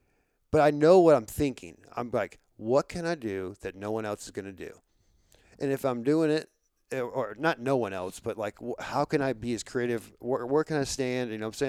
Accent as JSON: {"language": "English", "town": "Florissant", "region": "Missouri", "country": "United States", "said": "Like I don't know anything about our like the downtown St. Louis. I'm from North County. I'm from Florissant, and I like the only time I ever started going downtown is when I had a job down there."}